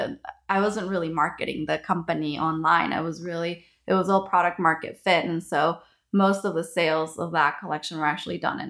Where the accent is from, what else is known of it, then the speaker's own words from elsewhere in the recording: Ecuador; moved away; I'm from Ecuador